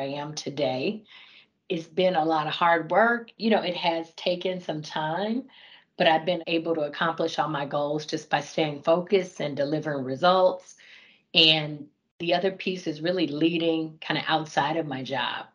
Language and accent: English; Fort Smith, Arkansas, United States; moved away as an adult; also born or lived in Fayetteville, Arkansas / Atlanta, Georgia; I was born and raised in Fort Smith, Arkansas